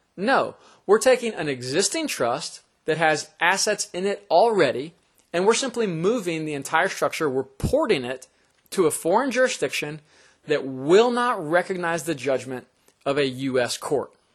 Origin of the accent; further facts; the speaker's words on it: Florida, United States; the state of Florida, which is my home state